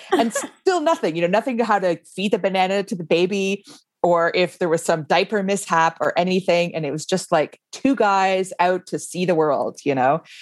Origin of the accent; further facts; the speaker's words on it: Canada; moved away as an adult; now in Iceland; I grew up in Canada